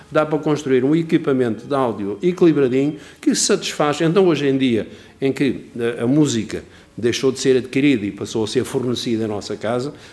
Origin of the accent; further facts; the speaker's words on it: Faro, Algarve, Portugal; now in Lisbon, Portugal; o gosto para revistas começou também quando eu vim para Lisboa, portanto, vim do Algarve de Faro para Lisboa